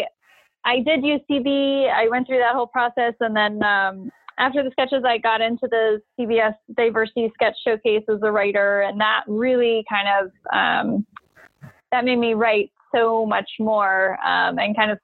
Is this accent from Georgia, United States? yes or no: no; Nashville, Tennessee, United States; now in Los Angeles, United States; I was born out here, actually, but I grew up in Nashville